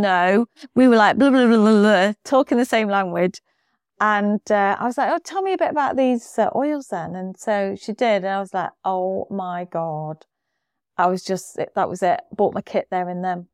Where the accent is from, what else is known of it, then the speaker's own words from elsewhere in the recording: United Kingdom; we're very British.